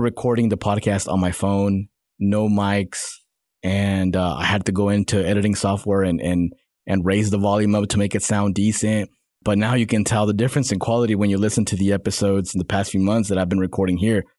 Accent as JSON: {"language": "English", "town": "Salinas", "region": "California", "country": "United States", "tie": "born or raised there", "moved": "yes", "lives_now": "Northwest Arkansas, United States", "said": "I was born in, uh, Salinas, California."}